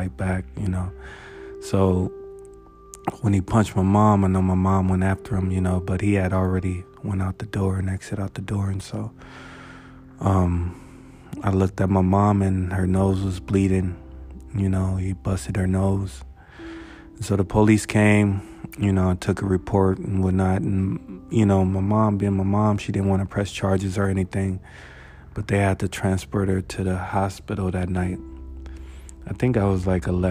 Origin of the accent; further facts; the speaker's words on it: United States; growing up in Valley View, it was chill